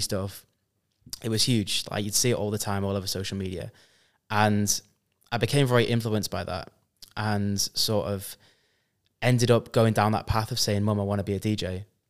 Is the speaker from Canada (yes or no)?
no; Preston, North West England, United Kingdom; I am from Preston, UK, but I've been sort of everywhere around Europe and the world